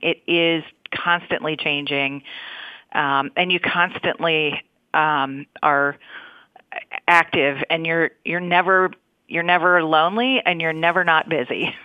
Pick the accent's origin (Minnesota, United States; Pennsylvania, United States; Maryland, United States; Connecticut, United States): Minnesota, United States; I grew up in Minnesota